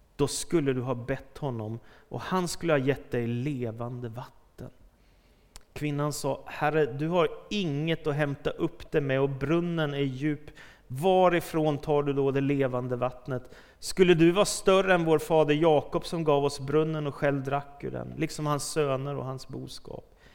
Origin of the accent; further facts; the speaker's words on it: Stockholm, Stockholm County, Sweden; när jag växte upp i Stockholm och var tonåring